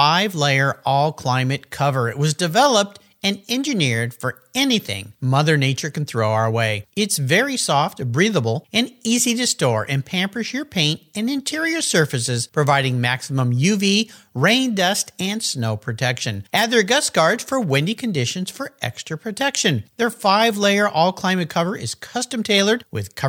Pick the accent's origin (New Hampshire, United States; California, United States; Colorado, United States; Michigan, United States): California, United States; San Diego; that's where I met my wife because I grew up in San Diego